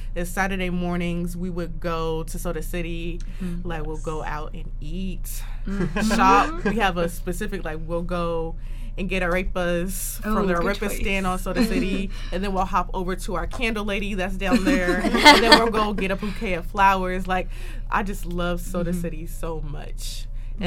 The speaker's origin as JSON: {"language": "English", "town": "Columbia", "region": "South Carolina", "country": "United States", "said": "I'm from Colombia."}